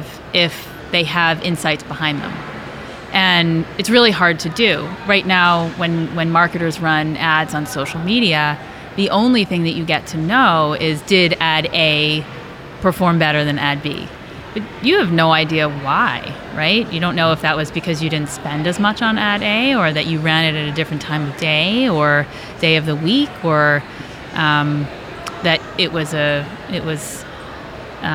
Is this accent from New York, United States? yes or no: yes; New York, United States; moved away as an adult; also born or lived in Michigan; now in Los Angeles, United States; I'm originally from New York. I moved to LA. I've been there about 16 years